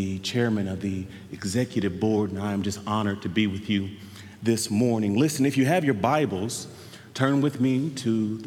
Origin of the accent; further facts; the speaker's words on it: Mesquite, Texas, United States; also born or lived in Oklahoma; I am from Mesquite, Texas, and I went to college, you all are gonna love this, at the University of Oklahoma